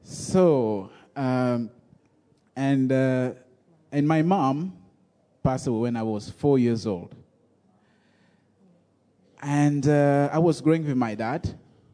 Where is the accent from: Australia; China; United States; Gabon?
Gabon; I'm originally from Gabon, and I grew up in a little tiny village